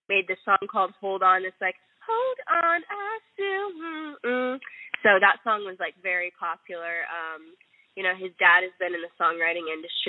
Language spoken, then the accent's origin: English; Houston, Texas, United States; We're real sisters from Houston, Texas